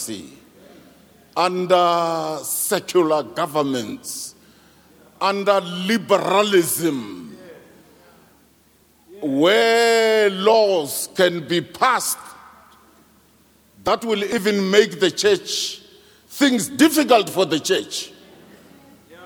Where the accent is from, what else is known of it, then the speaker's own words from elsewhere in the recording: South Africa; I am from Petanenge, a lousy village. I'm not from New York, Chicago, Moscow